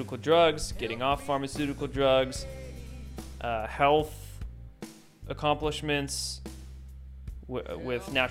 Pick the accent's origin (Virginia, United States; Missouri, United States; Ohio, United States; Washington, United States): Washington, United States; near Shelton; also born or lived in Poulsbo, Washington; Shelton, Washington, quite close to my hometown